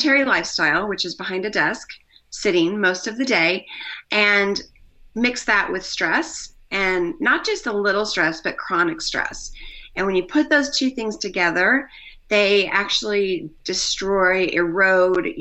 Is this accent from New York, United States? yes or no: no; Missouri, United States; moved away as an adult; also born or lived in Colorado / Australia; We lived in Australia, but I'm from Missouri